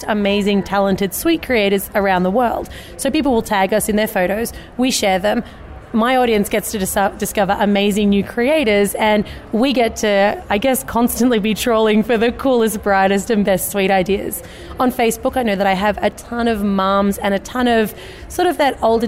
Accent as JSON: {"language": "English", "country": "Australia", "moved": "as an adult", "lives_now": "United States", "said": "Actually, from Australia. So we've just moved over to the US in the last week."}